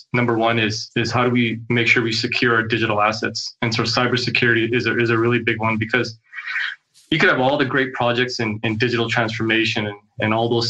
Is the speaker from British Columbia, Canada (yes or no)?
yes; Kelowna, British Columbia, Canada; also born or lived in Saskatoon; now in Kelowna, Canada; So I'm born and raised in Kelowna.